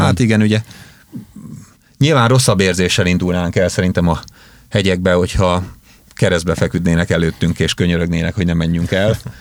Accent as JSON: {"language": "Hungarian", "town": "Békéscsaba", "region": "Békés", "country": "Hungary", "tie": "born or raised there", "moved": "yes", "said": "Én Békés Csabai születésű vagyok"}